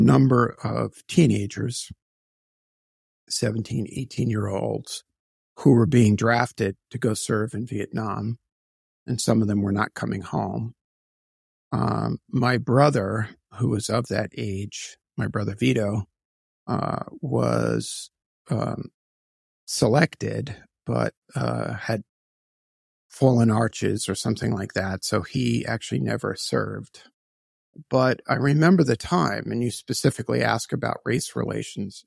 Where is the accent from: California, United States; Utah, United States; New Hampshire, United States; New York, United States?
New York, United States; New York City; also born or lived in Queens, New York; I was born in Brooklyn, New York